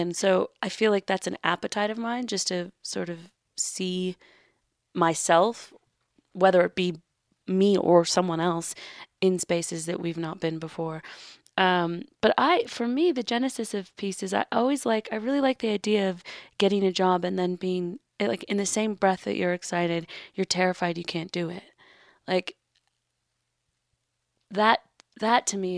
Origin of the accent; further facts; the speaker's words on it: Los Angeles, California, United States; also born or lived in New York; I grew up in Los Angeles in Hollywood